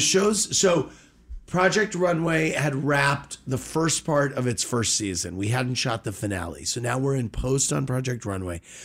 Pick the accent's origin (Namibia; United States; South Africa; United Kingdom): United States; St. Louis, Missouri; Born and raised in Saint Louis